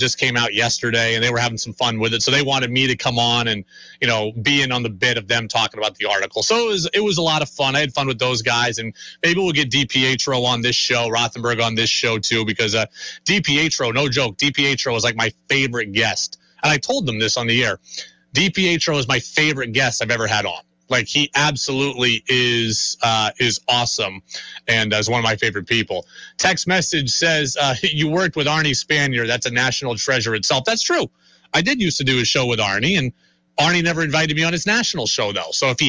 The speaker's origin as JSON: {"language": "English", "town": "Albany", "region": "New York", "country": "United States", "tie": "born or raised there", "moved": "yes", "said": "my hometown in Albany"}